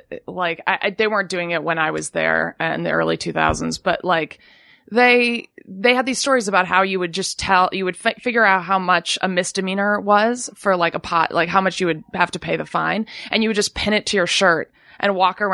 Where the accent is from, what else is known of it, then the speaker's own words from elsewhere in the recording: Kalamazoo, Michigan, United States; moved away; also born or lived in Brooklyn; I grew up in Kalamazoo, Michigan, which is in like the southwest corner of the state. It's about halfway between Detroit and Chicago.